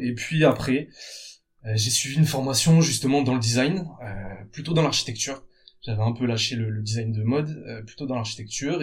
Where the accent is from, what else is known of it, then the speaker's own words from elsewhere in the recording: Bordeaux, Nouvelle-Aquitaine, France; je suis originaire de Bordeaux